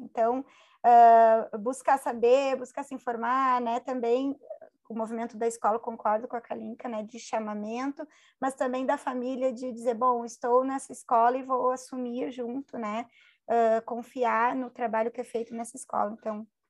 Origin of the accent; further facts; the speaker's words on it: Porto Alegre, Rio Grande do Sul, Brazil; Eu sou de Porto Alegre